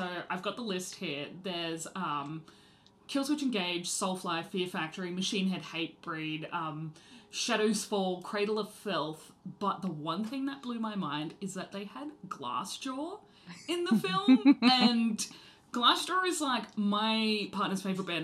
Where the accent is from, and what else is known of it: Australia